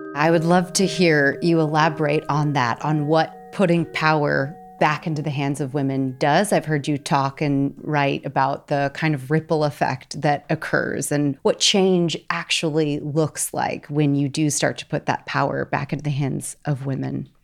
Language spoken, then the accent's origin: English; Missouri, United States; Shout out to my home state, Missouri